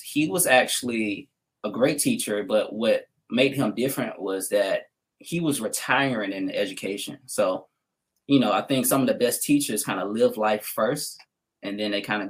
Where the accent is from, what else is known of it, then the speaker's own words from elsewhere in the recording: the South, United States; you know, I grew up in the South, so I know what a teacher looks like, just as far as it's like coming out of school. A lot of African-Americans down South, a lot of women, they go into the profession of teaching